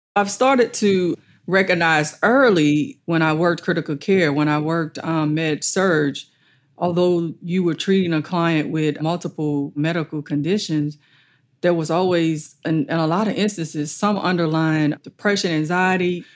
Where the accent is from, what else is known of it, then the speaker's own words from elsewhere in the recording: Allendale Plantation, West Baton Rouge Parish, Louisiana, United States; also born or lived in Plaquemine, Louisiana; I grew up on Allendale Plantation as a child with my maternal grandparents and my mom